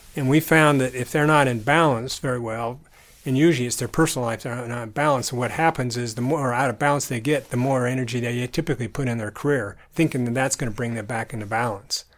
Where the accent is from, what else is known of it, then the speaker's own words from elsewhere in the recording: southern Utah, United States; also born or lived in Idaho Falls, Idaho / Michigan; I was born in Idaho Falls, and then we moved to Michigan, and we lived there for a bit, and then I grew up in southern Utah.